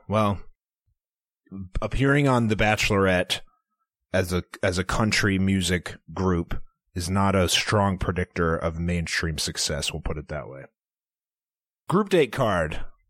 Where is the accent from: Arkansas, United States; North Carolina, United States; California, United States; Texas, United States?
Arkansas, United States; moved away; I was born in Arkansas, so that's just my language down there.